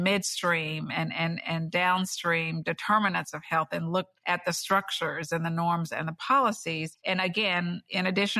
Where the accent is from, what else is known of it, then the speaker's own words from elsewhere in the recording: Bluefield, West Virginia, United States; a community that I grew up in Bluefield, West Virginia, a small town